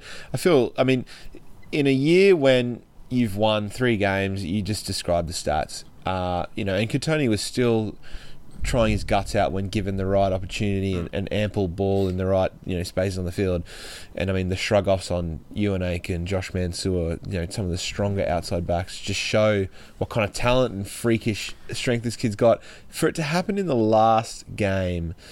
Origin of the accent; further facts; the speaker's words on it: Brisbane, Queensland, Australia; growing up in Brisbane as a young man